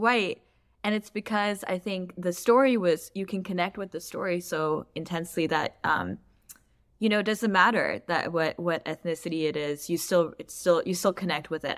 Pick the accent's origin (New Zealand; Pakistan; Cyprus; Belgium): Pakistan; moved away; also born or lived in Palos Verdes, California; as a Pakistani person, immigrating to a place like Palos Verdes